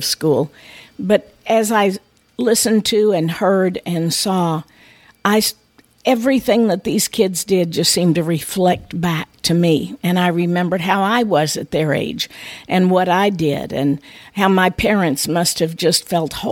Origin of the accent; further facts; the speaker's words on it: United States; growing up on the Mississippi River, where we often had the floods